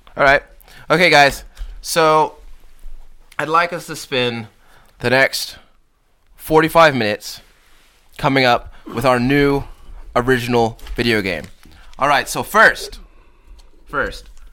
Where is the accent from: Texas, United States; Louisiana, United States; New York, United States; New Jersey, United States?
Texas, United States; as a Texan